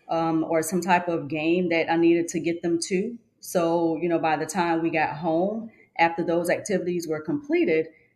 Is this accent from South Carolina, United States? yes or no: yes; Georgetown, South Carolina, United States; I was born in Georgetown, South Carolina, raised in the Dunbar community where I currently reside with my husband